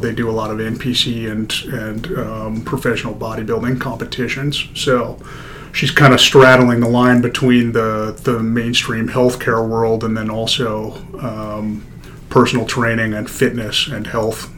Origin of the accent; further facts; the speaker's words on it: Denver, Colorado, United States; moved away as an adult; also born or lived in Kansas / Des Moines, Iowa; I was born in Denver, Colorado, 1985